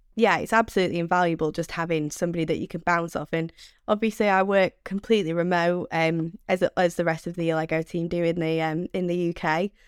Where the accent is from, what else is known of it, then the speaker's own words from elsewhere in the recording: Manchester, North West England, United Kingdom; accent: Mancunian; my screechy Mank accent